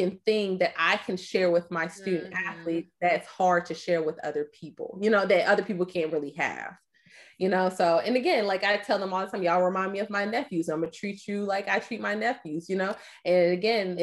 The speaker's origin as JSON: {"language": "English", "town": "Atlanta", "region": "Georgia", "country": "United States", "said": "I'm from Atlanta, Georgia. I moved back to Atlanta"}